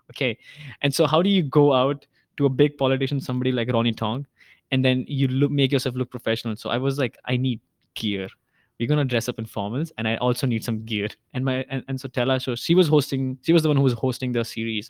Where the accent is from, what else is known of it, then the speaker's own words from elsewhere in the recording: India; now in Hong Kong; I'm Indian.